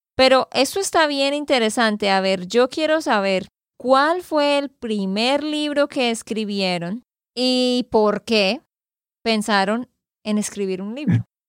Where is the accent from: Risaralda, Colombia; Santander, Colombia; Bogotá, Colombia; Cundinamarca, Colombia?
Santander, Colombia; de Santander, Colombia